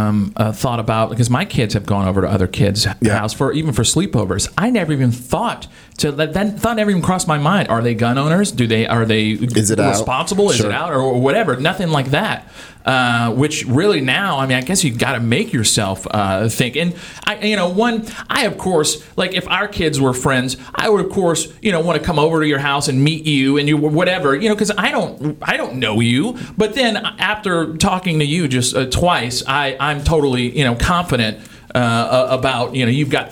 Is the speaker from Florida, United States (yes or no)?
no; Louisiana, United States; moved away; I grew up in Louisiana